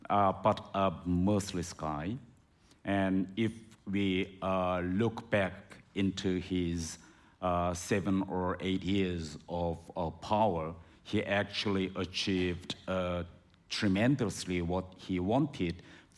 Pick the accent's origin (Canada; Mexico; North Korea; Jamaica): North Korea; So the North Korean population are divided into three main classes. The first one is called core class, to which I belonged.